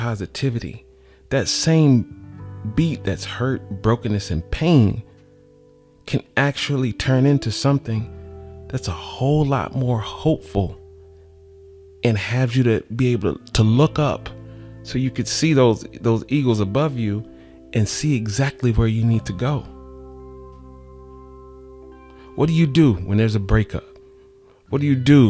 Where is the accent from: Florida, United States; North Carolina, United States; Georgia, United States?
Georgia, United States; Atlanta; I'm from Atlanta